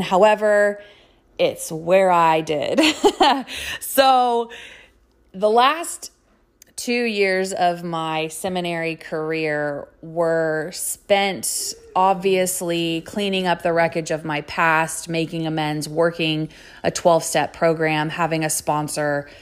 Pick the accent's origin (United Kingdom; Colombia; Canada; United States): United States; Sugar Land, Texas; also born or lived in Lubbock, Texas; now in Dallas, United States; I am a native Texan. I grew up outside of Houston in a suburb called Sugarland